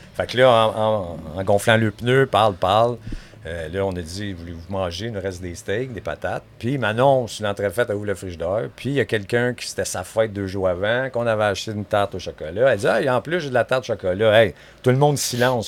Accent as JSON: {"language": "French", "town": "Montreal", "region": "Quebec", "country": "Canada", "tie": "born or raised there", "said": "je suis né à Montréal. Oui. Grandi là toute ma vie"}